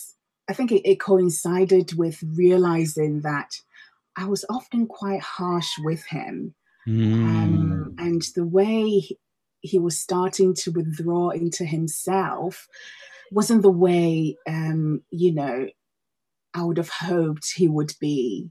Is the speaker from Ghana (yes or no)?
yes; Ghana; also born or lived in Denmark / Australia; now in United Kingdom; Well, Vivek, I'm originally from Ghana, West Africa. I have been living in the UK since 2007, but before then I've moved around the world a fair bit.